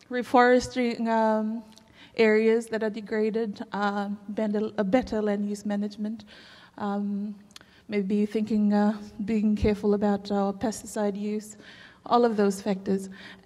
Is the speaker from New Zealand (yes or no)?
no; Fiji; I'm from Fiji.